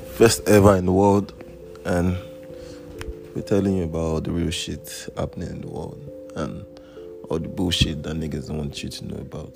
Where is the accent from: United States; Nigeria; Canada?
Nigeria; accent: Nigerian; I'm Nigerian and this is my accent